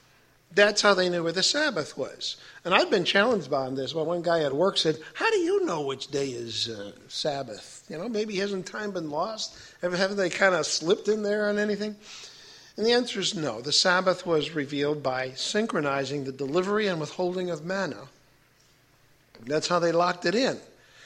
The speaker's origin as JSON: {"language": "English", "town": "Chicago", "region": "Illinois", "country": "United States", "said": "I'm from Chicago."}